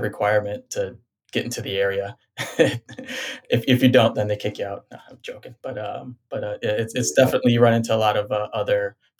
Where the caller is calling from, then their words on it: Vienna, Virginia, United States; I'm in Vienna, Virginia, which is just outside of DC.